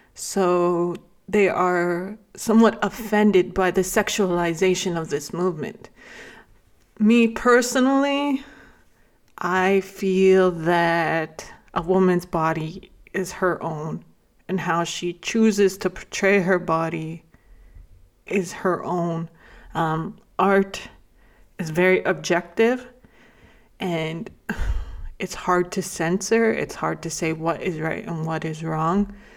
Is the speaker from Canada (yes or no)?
yes; Lac La Biche, Alberta, Canada; moved away as an adult; also born or lived in Bigstone Cree Nation (family origin); I grew up in La Club-Bixa, Alberta